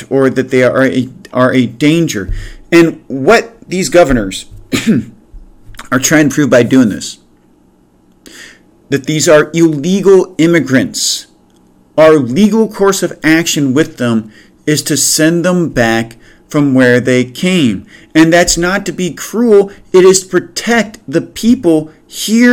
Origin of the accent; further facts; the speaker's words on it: United States; also born or lived in Cleveland; we as American citizens